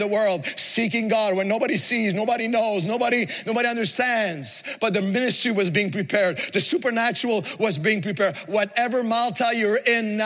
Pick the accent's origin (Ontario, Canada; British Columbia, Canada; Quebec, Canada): Quebec, Canada; Montreal; the project in which I grew up in Montreal